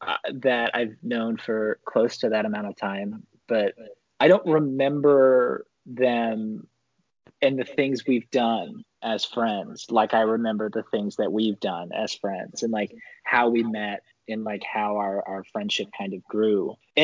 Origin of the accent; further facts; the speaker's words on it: Kenilworth, United States; growing up in Kenilworth and being like not even like a full fledged teenager, being like a middle schooler in Kenilworth